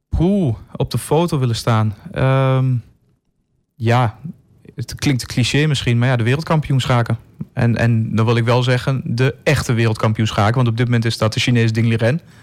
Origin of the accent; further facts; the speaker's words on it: Enschede, Overijssel, Netherlands; moved away as an adult; Ik ben ook geboren in Enschede. Heb er twintig jaar gewoond.